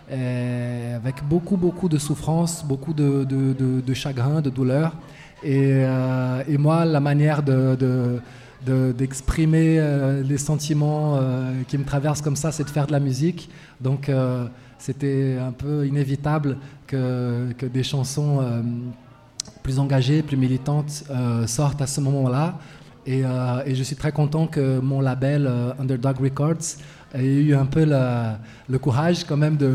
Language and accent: French; Brazil; French is a second language; moved away as an adult; now in Lyon, France; m'installer en France il y a quelques années. Et à l'époque, j'étais étudiant. L'université euh, chez moi au Brésil était en grève depuis euh, des mois et des mois et des mois et des mois.